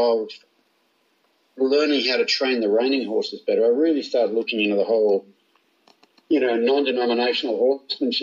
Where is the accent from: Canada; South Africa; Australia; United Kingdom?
Australia; moved away as an adult; now in United States; I grew up in Australia, went to pony club as a kid